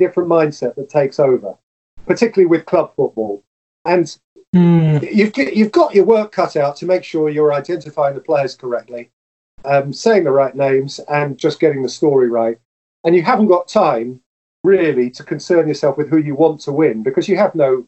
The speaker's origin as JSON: {"language": "English", "region": "England", "country": "United Kingdom"}